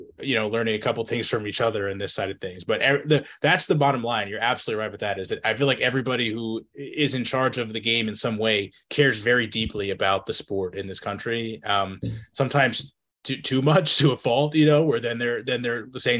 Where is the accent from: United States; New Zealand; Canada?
United States; New Jersey; my home state in New Jersey.